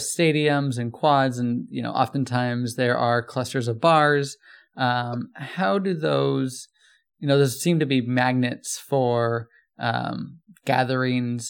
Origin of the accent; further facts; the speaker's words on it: Southern California, United States; I'm also from Southern California.